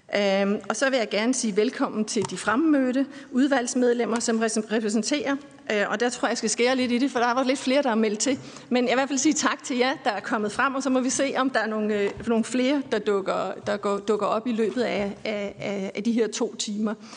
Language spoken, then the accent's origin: Danish; Aarhus, Central Denmark Region, Denmark; i min hjemby Aarhus